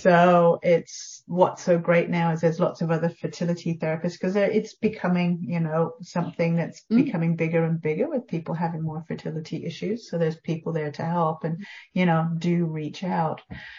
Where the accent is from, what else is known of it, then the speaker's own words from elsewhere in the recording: England, United Kingdom; So I'm actually English.